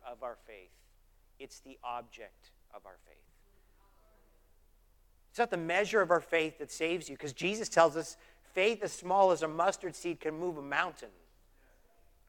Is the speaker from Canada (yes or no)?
yes; Canada; moved away; I'm Canadian